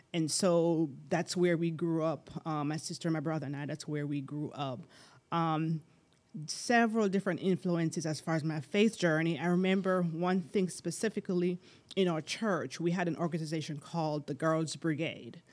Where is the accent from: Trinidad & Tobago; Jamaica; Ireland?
Jamaica; moved away; I'm from Jamaica originally.